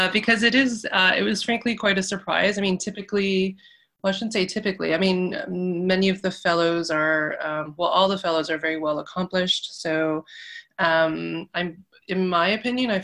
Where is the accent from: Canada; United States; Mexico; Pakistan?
Canada; Toronto, Ontario; I grew up in North York, of Taiwanese Canadian descent